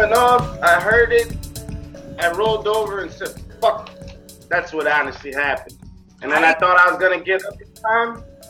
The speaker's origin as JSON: {"language": "English", "town": "Buffalo", "region": "New York", "country": "United States", "moved": "yes", "lives_now": "Oregon, United States", "said": "I'm from Buffalo, New York."}